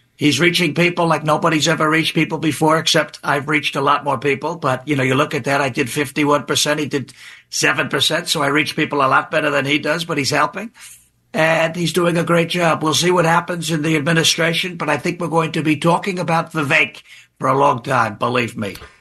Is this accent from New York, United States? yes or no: yes; New York, United States; I'm from New York